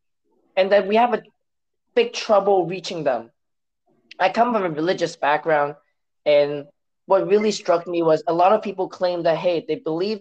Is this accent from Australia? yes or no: no; Hong Kong; first language Cantonese; English is a second language; moved away as an adult; now in United States; when I came from Hong Kong to the US for college